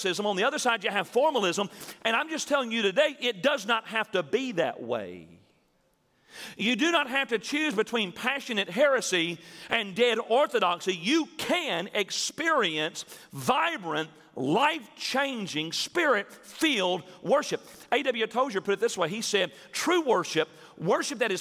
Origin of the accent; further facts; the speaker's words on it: Milan, Tennessee, United States; growing up in Milan, Tennessee, which is a little small town north of Jackson